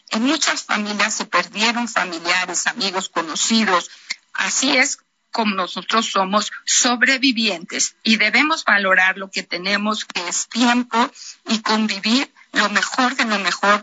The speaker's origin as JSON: {"language": "Spanish", "country": "Mexico", "said": "nosotros como mexicanos"}